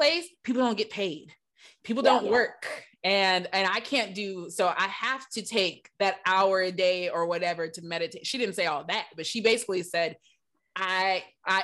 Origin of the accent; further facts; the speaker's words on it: Michigan, United States; now in Los Angeles, United States; I'm from Michigan. And so before I moved